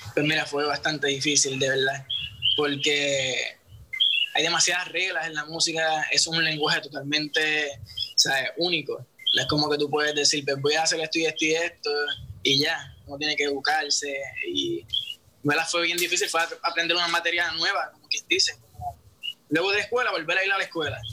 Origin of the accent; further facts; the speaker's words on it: San Juan, Puerto Rico; soy de Santurce, Puerto Rico